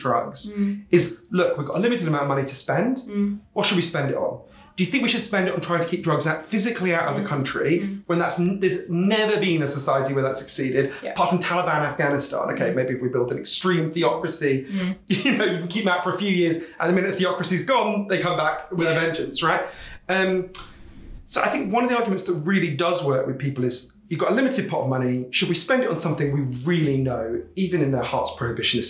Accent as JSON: {"language": "English", "country": "United Kingdom", "said": "I'm British"}